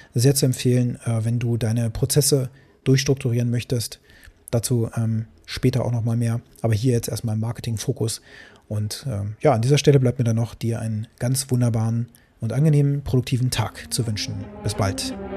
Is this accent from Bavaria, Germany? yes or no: no; Braunschweig, Lower Saxony, Germany; so war das hier in, in Braunschweig. Meine Mutter hat mich da mal einkaufen geschickt